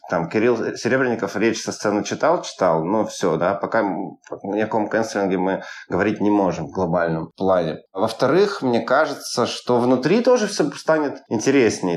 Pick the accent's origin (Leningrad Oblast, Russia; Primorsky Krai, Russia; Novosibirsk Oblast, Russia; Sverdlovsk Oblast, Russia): Sverdlovsk Oblast, Russia; Yekaterinburg; moved away as an adult; also born or lived in Moscow; now in Turkey; я приезжал каждый раз в Екатеринбург, смотрел и понимал, что я становлюсь немножко чужим, ну, ну, в своем городе